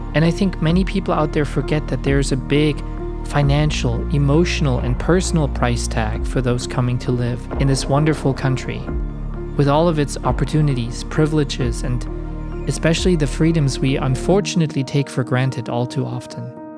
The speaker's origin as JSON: {"language": "English", "country": "Germany", "tie": "born or raised there", "said": "I was born in the German Democratic Republic in 1982 when the wall was still there and when my part of Germany was still very much under Soviet control."}